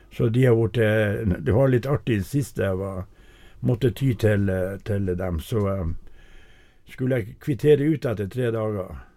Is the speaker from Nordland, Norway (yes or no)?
yes; Saura, Andøya, Nordland, Norway; jeg vokste opp midt på Andøya, på Saura